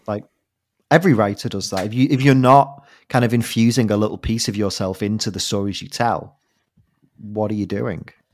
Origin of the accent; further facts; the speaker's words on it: United Kingdom; As a Brit